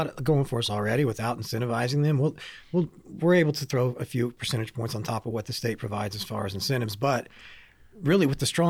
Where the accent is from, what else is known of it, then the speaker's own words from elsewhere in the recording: Indiana, United States; now in Knoxville, United States; I grew up in Northern Indiana, but I went to school down here and kind of stayed afterwards.